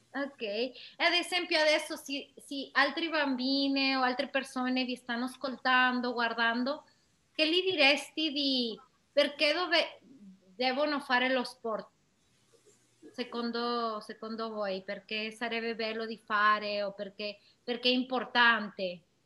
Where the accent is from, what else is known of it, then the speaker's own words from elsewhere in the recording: Mexico; Italian is a second language; moved away; io che sono da Messico